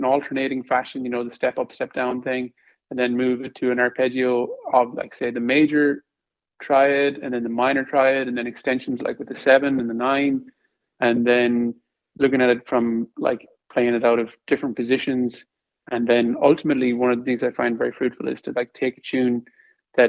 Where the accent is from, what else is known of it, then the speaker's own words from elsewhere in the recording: Ireland; moved away; I'm Irish.